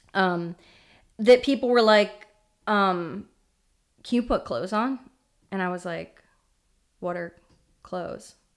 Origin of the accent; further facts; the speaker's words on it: Florida, United States; moved away; I am a Florida woman